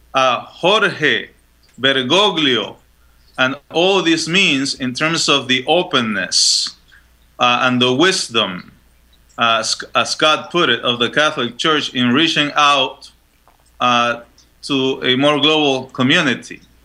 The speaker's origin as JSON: {"language": "English", "country": "Panama", "tie": "born or raised there", "also_born_or_lived": "Chile", "moved": "yes", "said": "I was born in Chile, so just uh, next door, um, and I was raised in Panama."}